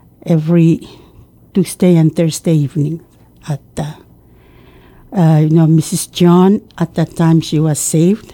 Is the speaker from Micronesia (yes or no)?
yes; Pingelap, Pohnpei, Micronesia; I grew up and stayed on Pingalap until I went to high school, public high school on Pohnpei